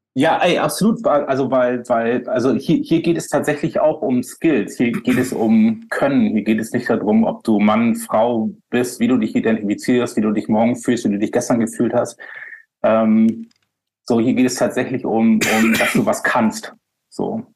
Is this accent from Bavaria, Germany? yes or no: no; Bremerhaven, Bremen, Germany; moved away; in meiner Heimatstadt, in, in, meiner alten Heimatstadt Bremerhaven